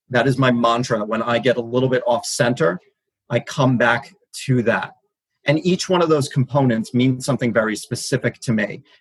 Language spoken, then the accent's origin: English; Brooklyn, New York, United States; Brooklyn, New York.